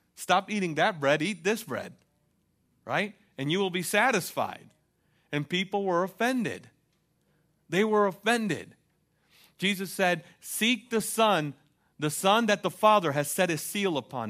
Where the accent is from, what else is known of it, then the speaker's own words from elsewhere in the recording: United States; as an American, I have to admit, I'm a consumer